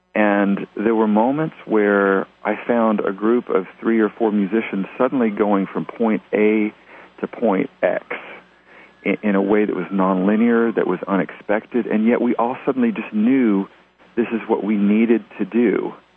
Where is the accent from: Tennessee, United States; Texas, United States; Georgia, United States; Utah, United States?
Tennessee, United States; also born or lived in New Jersey; I was born in New Jersey and grew up in Tennessee